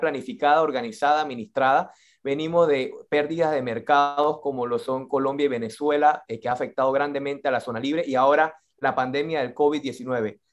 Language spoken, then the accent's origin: Spanish; Colón, Panama; nosotros como panameños, como colonenses